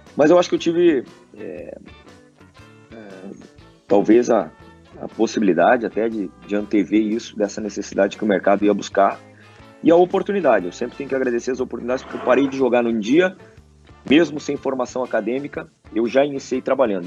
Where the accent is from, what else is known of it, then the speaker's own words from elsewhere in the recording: Santo Antônio da Patrulha, Rio Grande do Sul, Brazil; moved away; also born or lived in Farroupilha / Spain; a minha terra natal com também né, a cidade no qual uh, eu, eu jogava na época